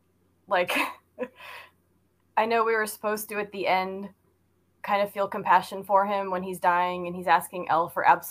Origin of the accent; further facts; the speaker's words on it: Southern California, United States; I grew up in Southern California in the 80s